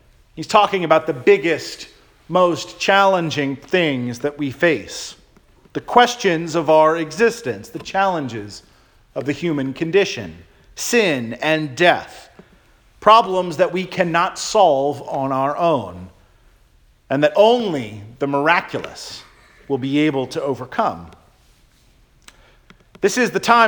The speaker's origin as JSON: {"language": "English", "region": "Florida", "country": "United States", "tie": "born or raised there", "said": "When I was a child growing up in Florida"}